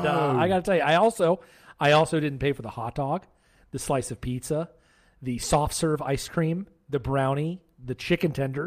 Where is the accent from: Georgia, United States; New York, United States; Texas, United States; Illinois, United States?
Georgia, United States; Atlanta; I'm from Atlanta originally, so while I am from nowhere, I also maintain allegiance to the Atlanta Braves pretty religiously.